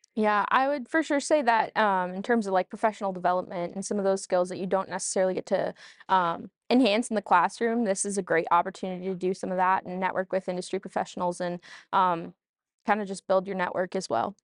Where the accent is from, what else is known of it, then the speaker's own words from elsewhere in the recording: Allenton, Wisconsin, United States; my hometown, Farmers Green in Feed and Allenton